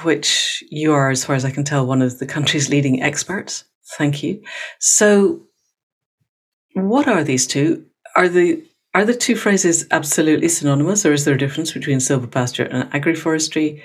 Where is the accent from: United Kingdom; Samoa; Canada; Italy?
United Kingdom; Scotland; For someone from Scotland